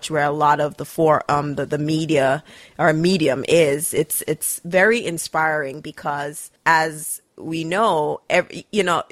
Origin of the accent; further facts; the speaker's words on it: Jamaica; now in United States; I was born in Jamaica, I've lived in this country for over 20 years. So I'm more probably on the American side than I am Jamaican